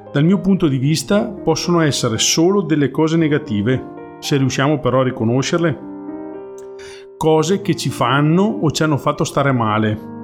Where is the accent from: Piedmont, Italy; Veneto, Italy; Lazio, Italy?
Veneto, Italy; Soave; vengo da Soave, un piccolo paesino nella provincia di Verona